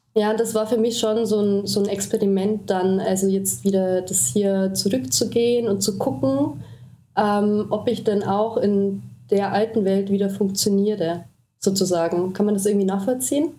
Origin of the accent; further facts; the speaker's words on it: Traunstein, Bavaria, Germany; accent: Bavarian; moved away as an adult; also born or lived in Austria / Berlin; Also ich bin wirklich so in so einem Weiler aufgewachsen